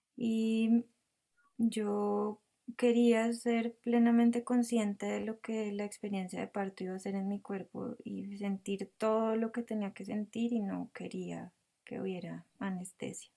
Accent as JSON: {"language": "Spanish", "town": "El Rosal", "region": "Cundinamarca", "country": "Colombia", "tie": "born or raised there", "lives_now": "Bogotá, Colombia", "said": "nací en Bogotá, pero mis padres vivían en El Rosal, que es un, un pueblo pequeño cerca de Bogotá. Em, allí pasé pues toda mi infancia"}